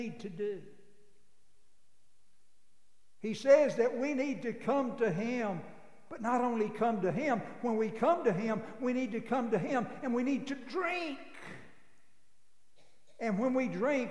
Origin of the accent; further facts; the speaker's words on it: Abilene, Texas, United States; I grew up in Abilene, but I effectively grew up in a cow lot